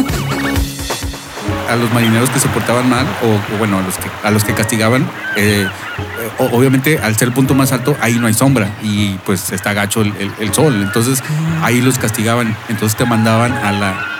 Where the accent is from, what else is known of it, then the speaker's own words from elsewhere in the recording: Monterrey, Nuevo León, Mexico; moved away as an adult; ¿de dónde les digo? Monterrey